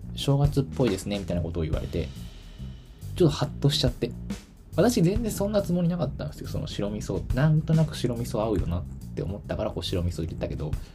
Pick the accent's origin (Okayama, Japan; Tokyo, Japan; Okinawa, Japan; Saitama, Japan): Tokyo, Japan; now in Kyoto, Japan; もちろん私の地元、あ、東京なんですけど、東京は東京でもかなり田舎の方で